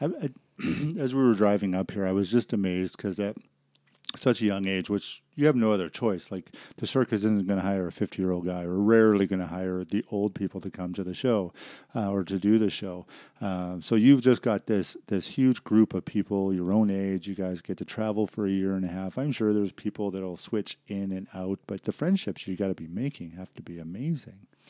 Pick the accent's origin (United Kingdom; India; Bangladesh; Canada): Canada; Vancouver, British Columbia; moved away; I grew up in Vancouver, and, uh, it's a beautiful city